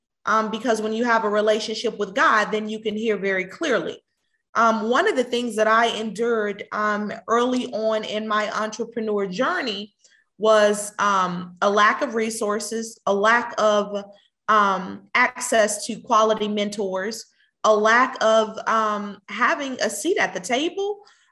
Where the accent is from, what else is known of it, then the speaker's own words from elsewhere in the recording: Houston, Texas, United States; moved away as an adult; now in Atlanta, United States; I moved to Atlanta in 2016. And I moved to Atlanta from Houston, Texas. I am a Houston native. Have been in Houston all of my life.